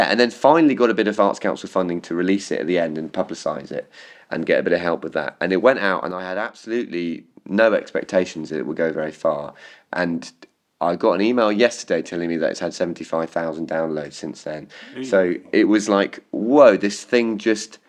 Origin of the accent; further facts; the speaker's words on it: Cornwall, South West England, United Kingdom; accent: Cornish; moved away as an adult; I grew up in Cornwall